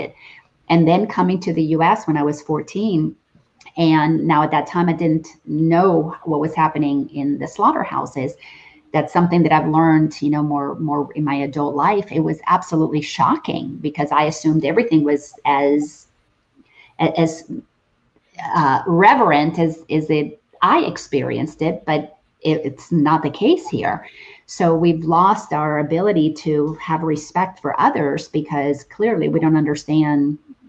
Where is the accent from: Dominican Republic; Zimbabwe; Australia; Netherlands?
Dominican Republic; now in United States; I grew up in the Dominican Republic, and my family had cattle and farms